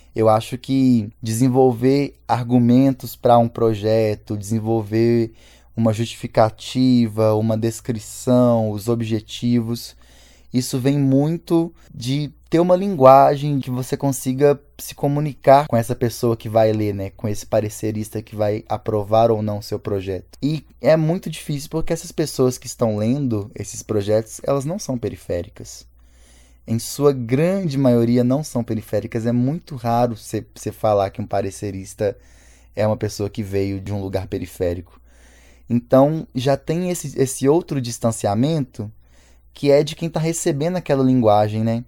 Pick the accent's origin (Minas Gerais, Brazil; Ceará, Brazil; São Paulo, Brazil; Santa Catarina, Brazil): Minas Gerais, Brazil; Belo Horizonte; sou cria do Serrão, nascido e criado mesmo porque eu nasci no Hospital Evangélico que fica na rua da minha casa e nunca mais arredei o pé daqui